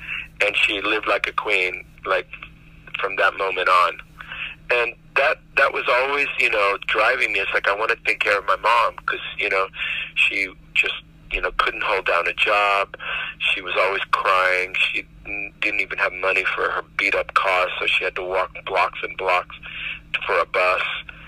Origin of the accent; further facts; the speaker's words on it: Miami, Florida, United States; that's the project that I grew up in Miami.